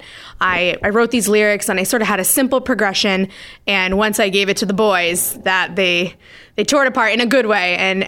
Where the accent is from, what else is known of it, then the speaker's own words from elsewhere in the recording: Scituate, Massachusetts, United States; now in Hull, United States; I'm from Scituate around the South Shore area and currently living in Hull